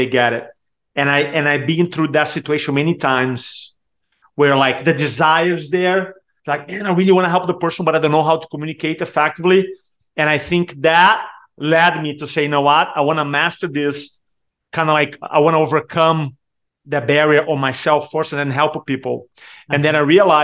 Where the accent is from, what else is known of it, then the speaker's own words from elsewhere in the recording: Brazil; first language Portuguese; English is a second language; moved away as an adult; also born or lived in San Diego, United States; now in Charleston, United States; growing up in Brazil, I struggle with Portuguese.